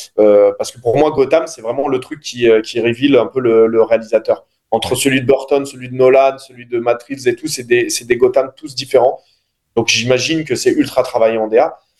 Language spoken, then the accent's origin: French; Noisy, Île-de-France, France; j'ai grandi à Noisy